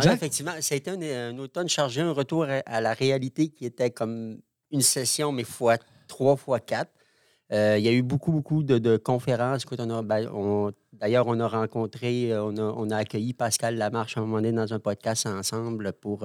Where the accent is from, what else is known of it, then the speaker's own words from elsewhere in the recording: Roberval, Quebec, Canada; je viens de Robertval